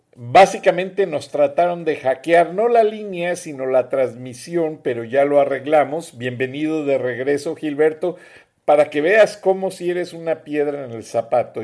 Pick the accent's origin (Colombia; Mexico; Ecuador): Mexico; now in United States; en Estados Unidos de los 60 millones de mexicanos, naturalizados, no naturalizados, somos mexicanos